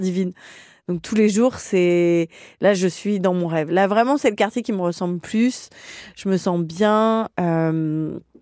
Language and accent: French; Lyon, Auvergne-Rhône-Alpes, France; moved away as an adult; now in Paris, France; je suis lyonnaise euh, d'origine